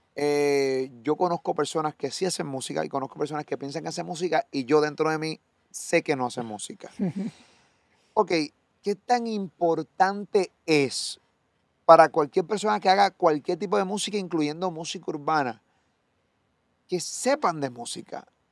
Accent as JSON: {"language": "Spanish", "country": "Puerto Rico", "said": "de Puerto Rico"}